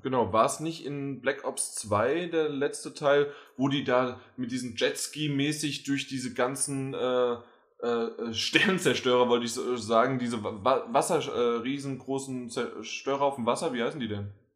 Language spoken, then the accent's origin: German; Germany; wir als Deutsche